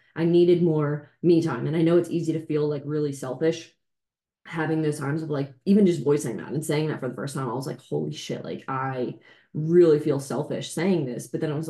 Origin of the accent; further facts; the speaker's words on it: New Jersey, United States; When I came from Jersey, you came from PA to Delaware.